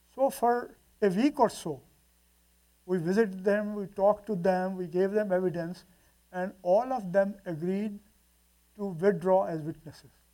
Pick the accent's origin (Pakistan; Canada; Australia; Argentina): Pakistan; Multan, Punjab; we went to Multan, my hometown.